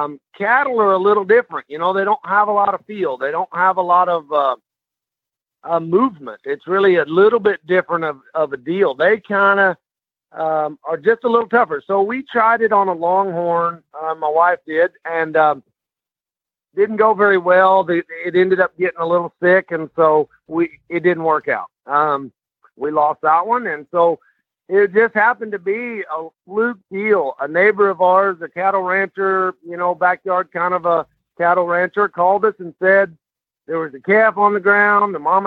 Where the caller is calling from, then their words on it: Ravenna, Texas, United States; I am in a little town just outside of Bonham, Texas, which is roughly about 50 miles east of Gainesville. Yep, no, we live up here in a little town called Ravenna, population 206.